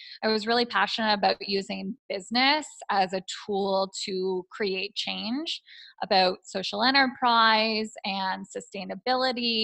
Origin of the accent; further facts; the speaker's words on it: Toronto, Ontario, Canada; moved away as an adult; also born or lived in Taiwan / Tanzania; I'm originally from the Toronto area